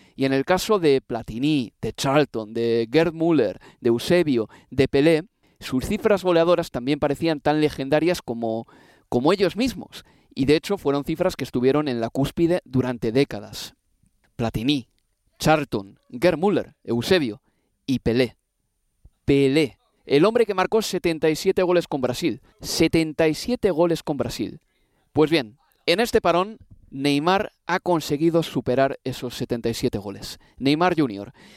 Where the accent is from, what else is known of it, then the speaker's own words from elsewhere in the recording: Spain; soy nacido en España